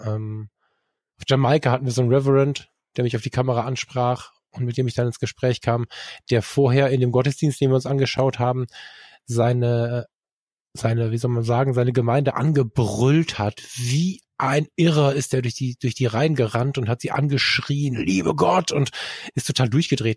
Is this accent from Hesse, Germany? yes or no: no; Ruhr area, North Rhine-Westphalia, Germany; ich bin halb im Ruhrgebiet aufgewachsen